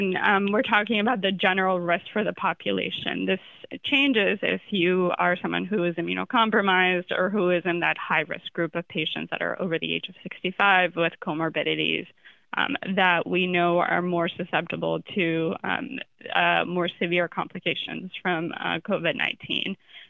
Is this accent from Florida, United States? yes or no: yes; Florida, United States; Not an expert in that, even though I'm from Florida, sadly.